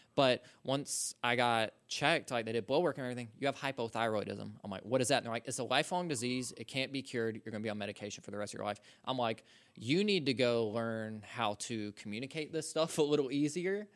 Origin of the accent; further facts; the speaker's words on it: Social Circle, Georgia, United States; I'm from Social Circle, Georgia